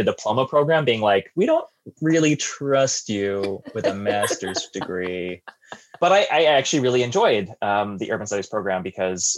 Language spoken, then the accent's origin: English; Langley, British Columbia, Canada; also born or lived in Caribbean; I grew up in Langley in Metro Vancouver and, you know, live most of my life in the Lower Mainland